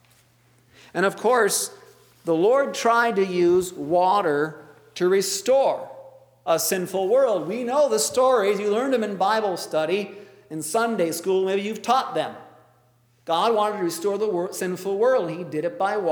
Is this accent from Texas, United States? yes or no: no; Traverse City, Michigan, United States; growing up in Traverse City